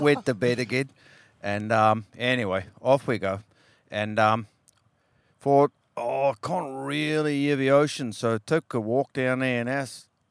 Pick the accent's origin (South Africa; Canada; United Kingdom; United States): South Africa; now in Western Australia, Australia; I grew up in South Africa, and um, it was pretty hardcore, cold water, small fish, etc. And um, now, as many years later, I'm here in WA